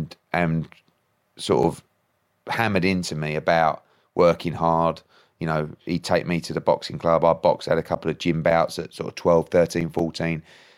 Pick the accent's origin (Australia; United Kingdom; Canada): United Kingdom; East of England; So I was born in Essex. I've been an Essex boy all my life.